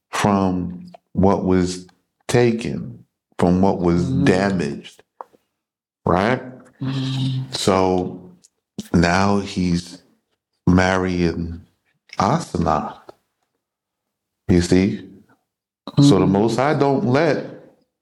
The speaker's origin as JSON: {"language": "English", "country": "United States", "tie": "born or raised there", "moved": "as an adult", "said": "I was born in America, I know the customs and the cultures"}